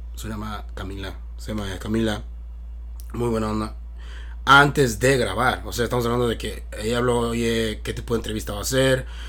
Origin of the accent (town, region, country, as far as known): Mexico; now in United States